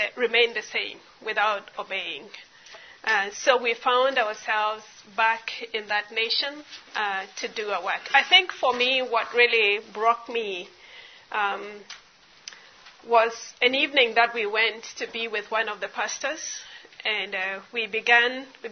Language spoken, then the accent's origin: English; Kenya; I am Kenyan. I live in Nairobi, Kenya